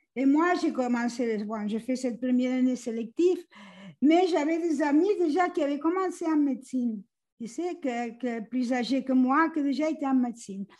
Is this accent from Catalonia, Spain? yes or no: yes; Catalonia, Spain; moved away as an adult; je suis originaire de la Catalogne, en Espagne